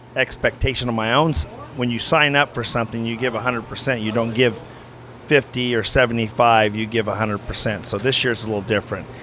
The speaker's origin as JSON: {"language": "English", "town": "Tulare", "region": "California", "country": "United States", "tie": "born or raised there", "said": "So my hometown's Tulare"}